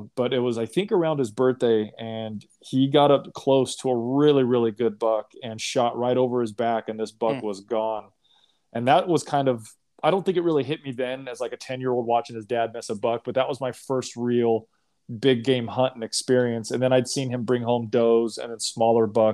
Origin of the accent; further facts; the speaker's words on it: Long Beach, California, United States; I grew up in Long Beach, California, so Southern California